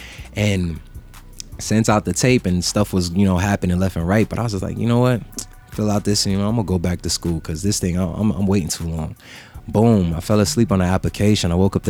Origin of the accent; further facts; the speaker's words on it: New York, United States; I'm not originally from Jamaica. {S6} Right. {S12} Like, I'm from New York. But, you know, growing up in a household, like, all you heard was Patois all the time.